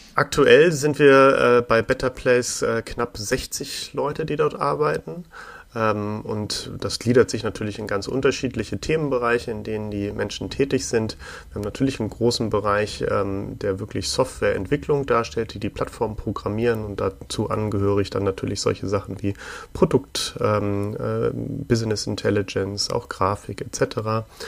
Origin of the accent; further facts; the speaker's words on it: Hamburg, Germany; für ein paar äh, Zeitungen in Hamburg, wo ich geboren bin